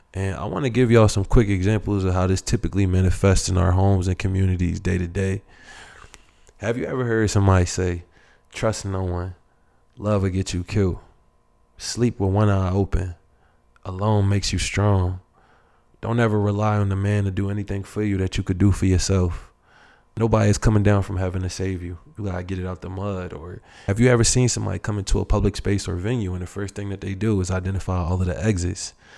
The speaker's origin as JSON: {"language": "English", "country": "United States", "tie": "born or raised there", "said": "someone like myself that never grew up in Africa. Um, I was born here in the United States."}